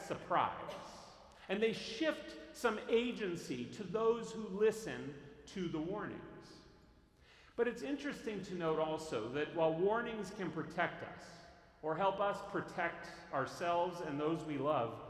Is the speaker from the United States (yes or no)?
yes; Northern California, United States; I grew up in Northern California in earthquake country